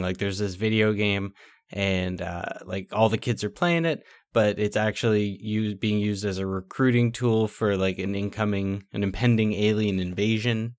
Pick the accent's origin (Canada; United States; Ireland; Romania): Canada; Niagara Falls, Ontario; we're from Niagara Falls, like, we went grocery shopping over in the States sometimes